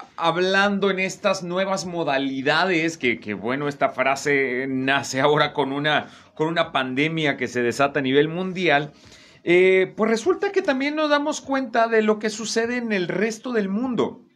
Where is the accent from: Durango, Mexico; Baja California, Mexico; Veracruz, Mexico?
Veracruz, Mexico; yo soy de Veracruz